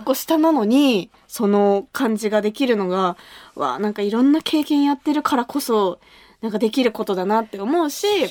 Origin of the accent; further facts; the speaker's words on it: Kumamoto, Japan; 私が生まれ育った熊本